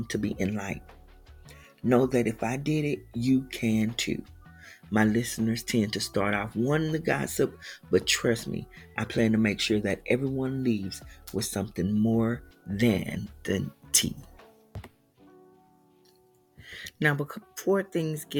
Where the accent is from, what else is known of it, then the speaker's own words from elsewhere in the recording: Houston, Texas, United States; I am originally from Houston, Texas